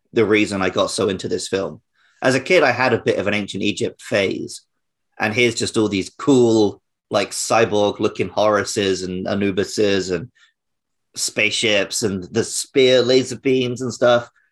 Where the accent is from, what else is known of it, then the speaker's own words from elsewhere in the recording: United Kingdom; now in Japan; growing up near London